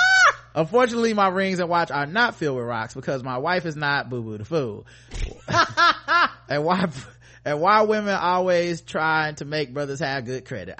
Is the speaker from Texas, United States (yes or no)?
yes; Texas, United States; also born or lived in North Carolina; We're both from Texas, had parents who work at Prairie View, had degrees in economics, and wound up in NC for a minute.